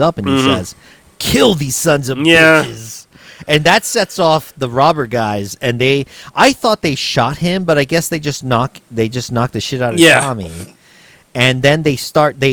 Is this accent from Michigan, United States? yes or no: no; Texas, United States; Growing up in Texas